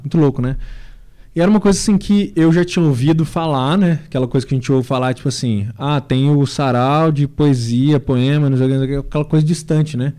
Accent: Sabará, Minas Gerais, Brazil; lá na minha cidade, né? Grande cidade, grande Sabará, na grande, na nossa grande Sabará.

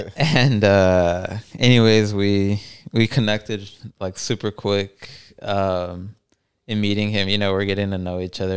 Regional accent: El Paso, Texas, United States; we're both from El Paso

